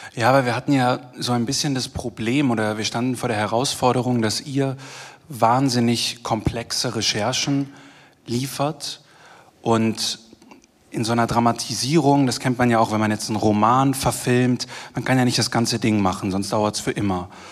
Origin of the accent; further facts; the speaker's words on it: Germany; accent: German; moved away as an adult; now in Vienna, Austria; der Deutsche